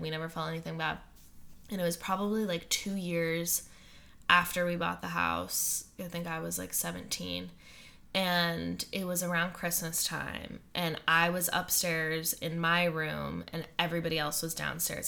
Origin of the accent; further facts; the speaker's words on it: Western Massachusetts, United States; where I grew up in Western Massachusetts